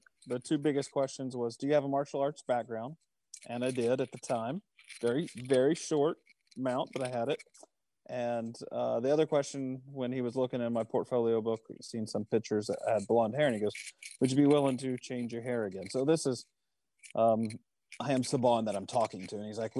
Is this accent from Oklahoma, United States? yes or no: yes; Oklahoma, United States; also born or lived in Los Angeles; I'm from Oklahoma and moved out there somewhere close to 95-ish.